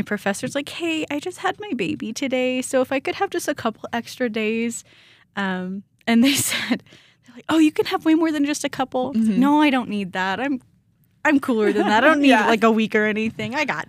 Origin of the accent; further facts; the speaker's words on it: Sedalia, Missouri, United States; moved away as an adult; now in Rexburg, United States; I grew up in Missouri.